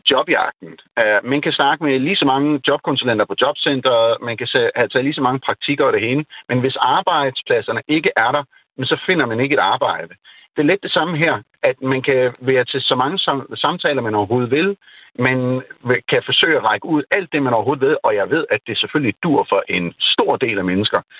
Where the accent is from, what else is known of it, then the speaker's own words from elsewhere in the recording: Pakistan; now in Denmark; min oplevelse igen, jeg er født og opvokset i Pakistan, så efter jeg kommer hjem, så er det netop, der er en, en afstand.